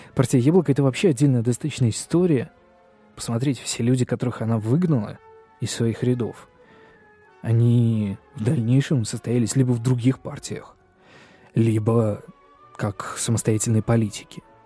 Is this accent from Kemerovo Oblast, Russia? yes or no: no; Saint Petersburg, Russia; я петербуржец